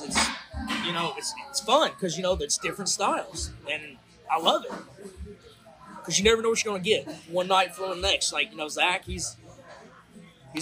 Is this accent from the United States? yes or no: yes; Tennessee, United States; my hometown down here in Tennessee